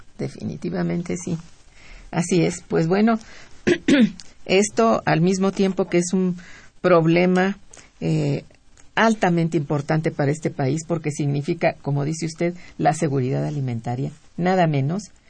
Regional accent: Mexico; nos agobia como mexicanos

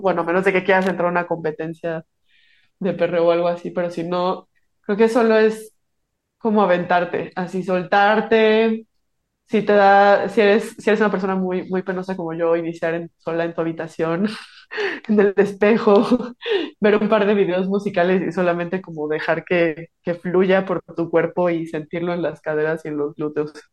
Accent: Morelia, Michoacán, Mexico; Yo soy de Morelia, Michoacán

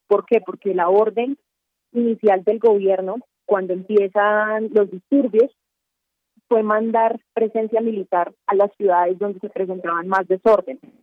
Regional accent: Cali, Valle del Cauca, Colombia; now in Bogotá, Colombia; Yo estoy en Bogotá, porque nuestra sede del periódico El Espectador es aquí en la capital, pero yo soy de Cali

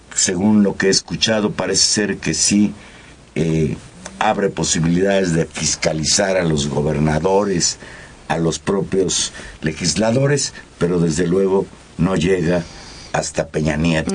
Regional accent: Mexico; los mexicanos

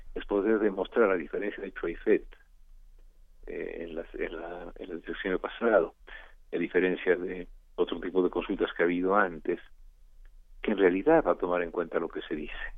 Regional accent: Mexico; como buen mexicano que tiene ya más de 50 años

